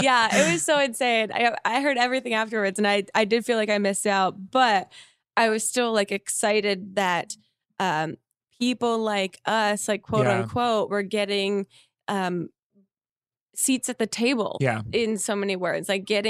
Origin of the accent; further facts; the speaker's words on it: New Jersey, United States; moved away; I'm from Jersey.